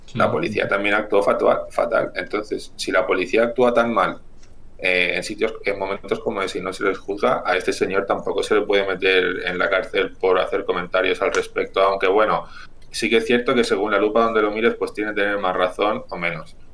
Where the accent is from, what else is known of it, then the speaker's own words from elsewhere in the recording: Chile; now in Spain; mi familia es de campo y aparte somos de Chile, o sea que imaginaros la zona rural de los Andes